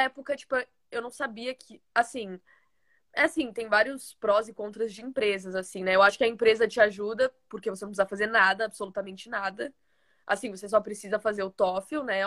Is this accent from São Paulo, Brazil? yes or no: yes; Osasco, São Paulo, Brazil; now in United States; eu sou de São Paulo, nasci em São Paulo. Eu mo é, morava, né, no caso, em Osasco. Sempre morei bem na divisa de São Paulo-Osasco